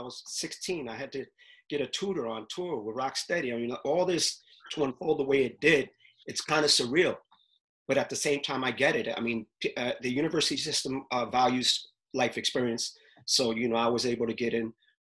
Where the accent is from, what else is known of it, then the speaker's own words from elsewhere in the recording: New York City, New York, United States; I'm from Uptown